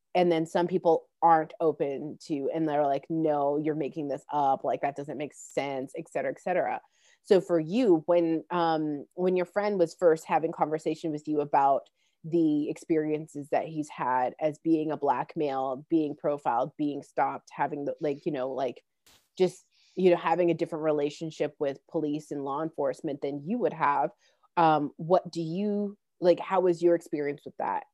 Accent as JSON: {"language": "English", "town": "Calgary", "region": "Alberta", "country": "Canada", "tie": "born or raised there", "said": "Calgary, which is my hometown in, in Alberta"}